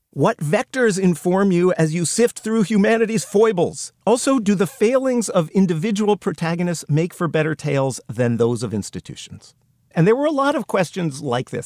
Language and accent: English; United States; being an American